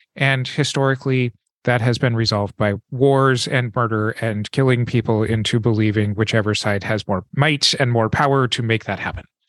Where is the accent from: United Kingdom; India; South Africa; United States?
United States; American West; growing up in the American West